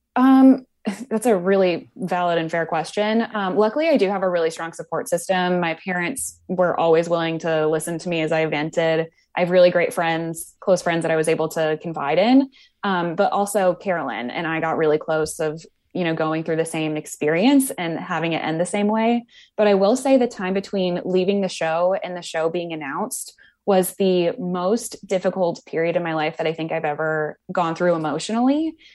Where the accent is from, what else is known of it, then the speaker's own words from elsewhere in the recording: Wisconsin, United States; now in New York, United States; I grew up in Wisconsin